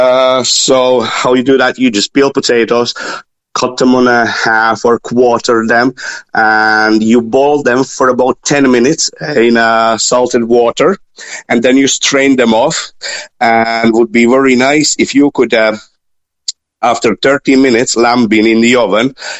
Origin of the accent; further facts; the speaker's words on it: Latvia; now in Ireland; Originally, I'm from Latvia.